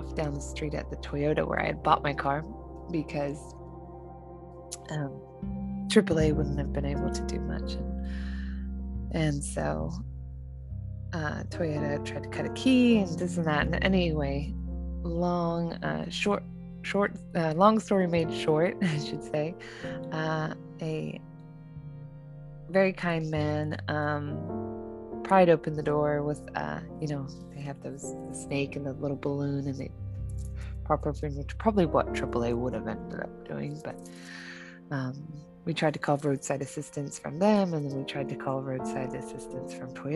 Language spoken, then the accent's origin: English; New Zealand; also born or lived in Southern California; now in California, United States; I'm originally from New Zealand